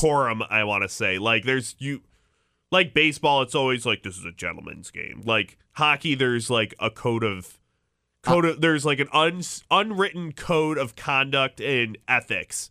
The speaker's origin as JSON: {"language": "English", "town": "Chicago", "region": "Illinois", "country": "United States", "moved": "yes", "said": "I'm from Chicago"}